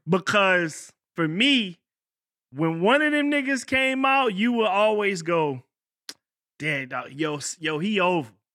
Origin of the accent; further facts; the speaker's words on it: Virginia, United States; I'm from Virginia.